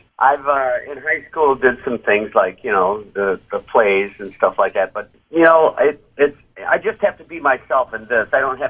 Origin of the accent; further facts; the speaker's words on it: Rockford, Illinois, United States; I was born in Rock County, grew up in Rockford, Illinois.